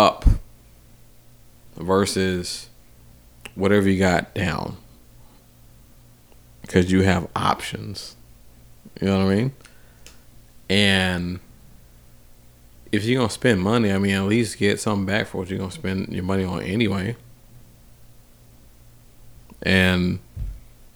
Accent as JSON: {"language": "English", "town": "Atlanta", "region": "Georgia", "country": "United States", "moved": "yes", "said": "I was from Atlanta"}